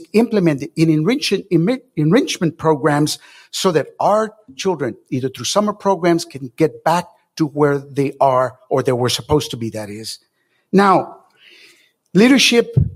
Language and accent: English; Las Milpas, Texas, United States; I was born and raised in Las Milpas, lived there